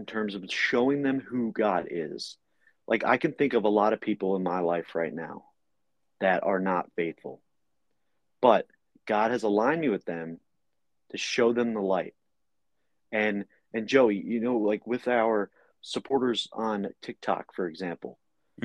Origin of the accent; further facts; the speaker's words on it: New Jersey, United States; I'm from New Jersey